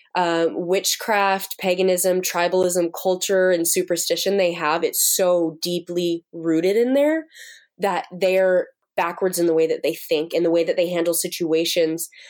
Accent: United States; moved away as an adult; now in Uganda; being an American over there

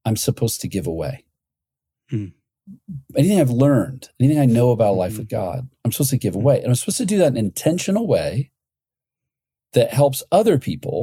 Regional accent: Ohio, United States; I grew up in Ohio

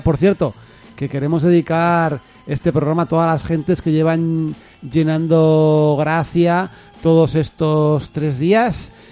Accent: Castile and León, Spain; soy de Castilla

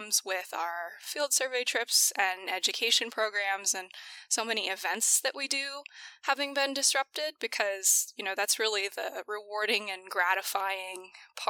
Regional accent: DuBois, Pennsylvania, United States; moved away; also born or lived in Newfoundland, Canada / South Carolina; was raised in Pennsylvania, really small town

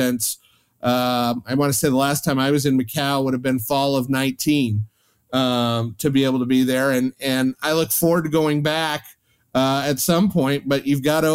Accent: Nebraska, United States; my home state of Nebraska

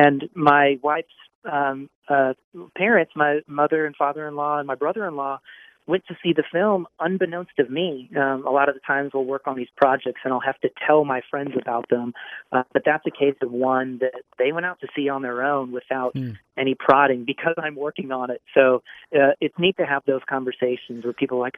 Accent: St. Louis, Missouri, United States; I'm from St. Louis

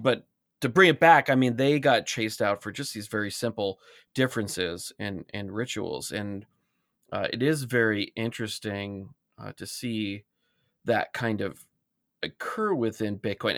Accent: Alaska, United States; I grew up in Alaska

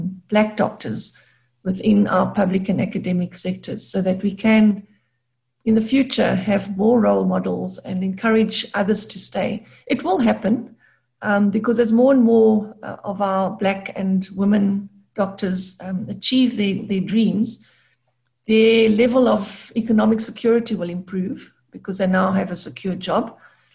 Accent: Gqeberha, Eastern Cape, South Africa; I grew up in Gqeberha, or Port Elizabeth as it was formerly known, a smallish town.

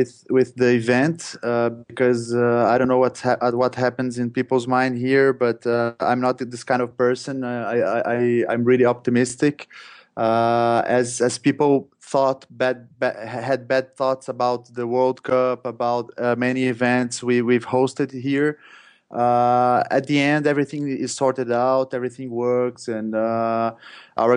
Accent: Rio de Janeiro, Brazil; moved away; I'm in Brazil right now, in Rio de Janeiro, in my hometown

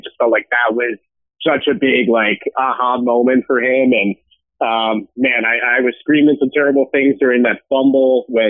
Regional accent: Grand Rapids, Michigan, United States; now in Chicago, United States; I'm from Grand Rapids originally.

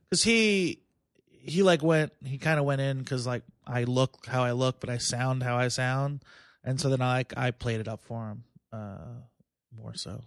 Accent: Plainview, New York, United States; also born or lived in Philadelphia; I'm in Bethpage now. I grew up in Plainville

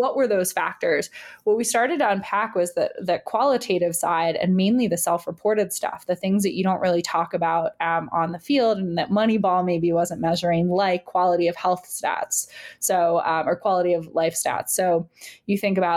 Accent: New York, United States; also born or lived in United Kingdom; I'm a New Yorker

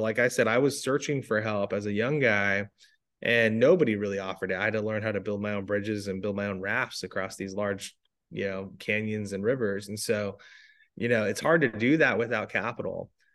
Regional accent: Arizona, United States; I'm actually from Arizona. I'm a seven generation Arizona

